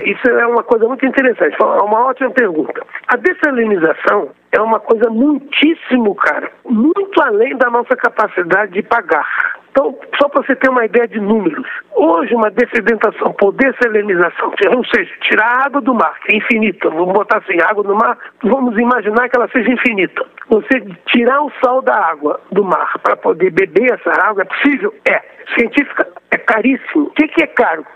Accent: Rio de Janeiro, Brazil; eu sou do Rio de Janeiro

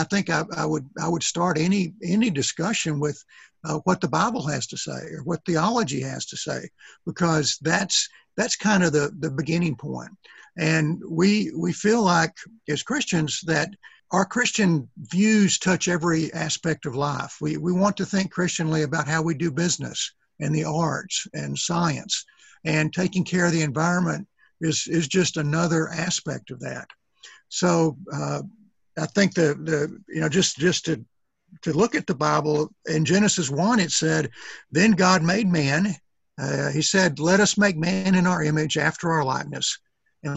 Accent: East Texas, United States; I'm from East Texas

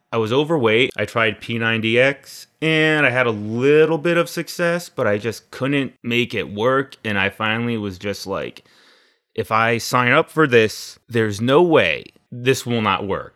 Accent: Naugatuck, Connecticut, United States; now in Waterbury, United States; I grew up in Naugatuck. Right now, I live in Waterbury with my wife Dora

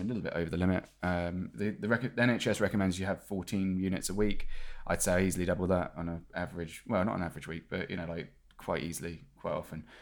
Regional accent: United Kingdom; moved away; being British

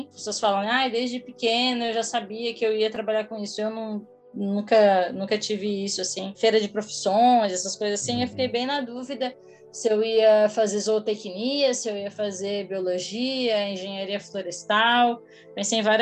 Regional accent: Imbituba, Santa Catarina, Brazil; moved away as an adult; now in São Paulo, Brazil; Eu sou de Santa Catarina, em Bituba, é, 90 quilômetros ao sul de, de Floripa. Eu moro em São Paulo há 10 anos, mais ou menos.

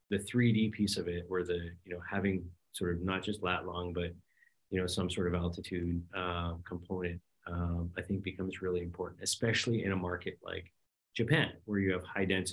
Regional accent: Canada; as a Canadian

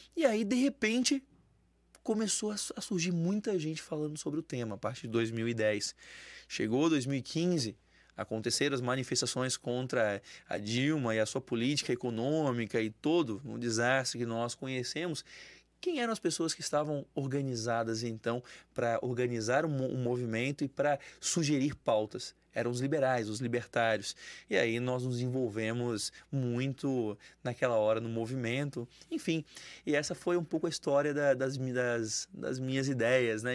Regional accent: São José, Santa Catarina, Brazil; Eu sou de São José, na verdade, cidade ao lado

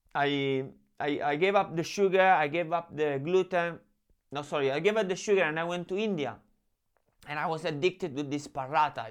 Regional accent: Rome, Lazio, Italy; I grew up in Rome

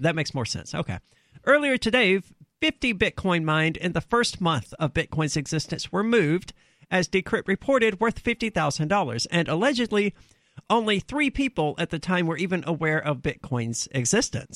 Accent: the South, United States; I'm from the South where a lot of people hunt

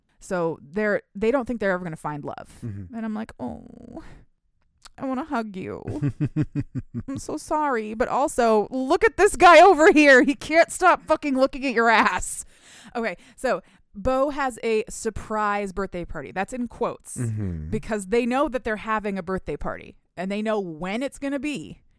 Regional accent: Michigan, United States; that's because I'm from Michigan and we don't have clubs here

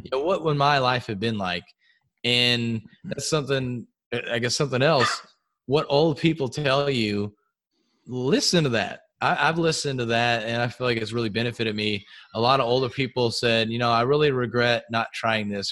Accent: outside of the Houston area, Texas, United States; we grew up outside of the Houston area

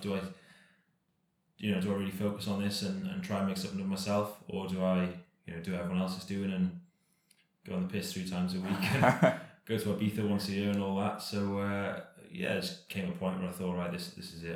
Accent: Cardiff, Wales, United Kingdom; born and bred in Cardiff

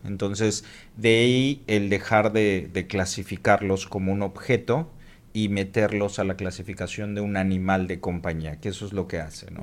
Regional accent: Mexico City, Mexico; also born or lived in Cancún; now in Mérida, Mexico; soy de la Ciudad de México

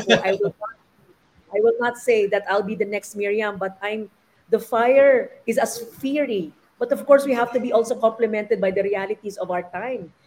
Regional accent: Maranao / Mindanao, Bangsamoro, Philippines; katutubo na kultura ko na Maranao, yung aking pagiging Bangsamoro

